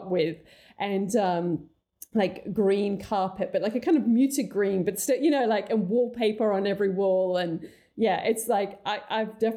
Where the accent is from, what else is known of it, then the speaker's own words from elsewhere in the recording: England, United Kingdom; I actually grew up in England